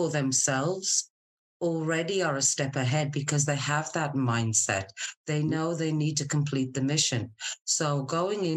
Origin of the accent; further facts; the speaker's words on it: Scotland, United Kingdom; moved away as an adult; also born or lived in Wolverhampton, England / Middle East; now in San Diego, United States; I was born in a little place in England called Wolverhampton, and I was there for a very short period of time before the family moved to Scotland. So I normally just tell people Scotland